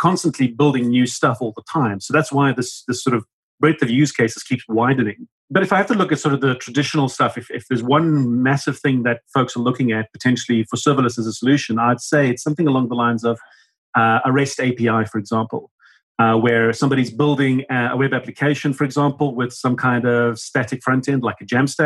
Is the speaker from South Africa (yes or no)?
yes; Cape Town, Western Cape, South Africa; I'm from Cape Town in South Africa, where it's middle of winter in autumn and freezing cold.